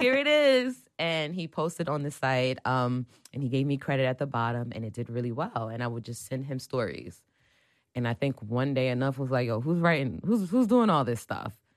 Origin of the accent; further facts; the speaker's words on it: East Orange, New Jersey, United States; moved away; I'm from Jersey